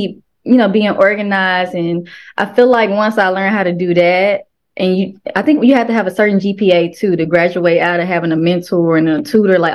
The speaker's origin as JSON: {"language": "English", "town": "Memphis", "region": "Tennessee", "country": "United States", "tie": "born or raised there", "said": "I'm from Memphis"}